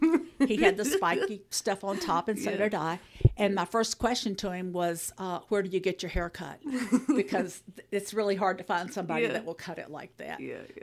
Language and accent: English; Birmingham, Alabama, United States; born there; I was born in Birmingham, Alabama, and worked in a couple of churches in that area after I finished EFM.